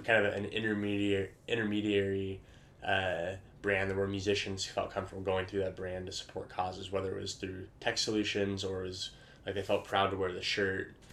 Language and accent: English; Vancouver, Washington, United States; I grew up in Vancouver, Washington